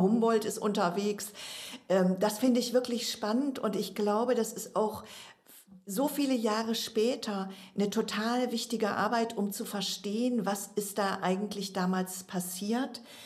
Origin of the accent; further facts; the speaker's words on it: Saxony, Germany; bei uns in Sachsen